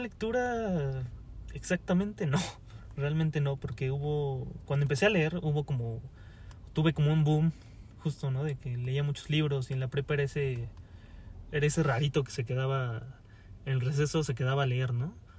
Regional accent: Pachuca, Hidalgo, Mexico; moved away as an adult; also born or lived in Mexico City; me tuve que regresar a, Pachuca, que es eh, de donde yo soy, de Pachuca Hidalgo

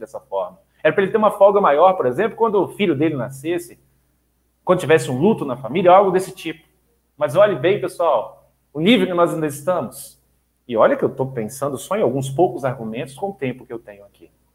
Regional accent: Duque de Caxias, Rio de Janeiro, Brazil; moved away; Eu nasci no Rio de Janeiro, no Duque de Caxias, minha família tá, tramita entre Rio e Minas Gerais

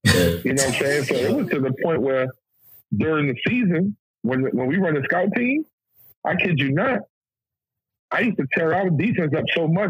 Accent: New York, United States; Let me tell you something. I'm from New York.

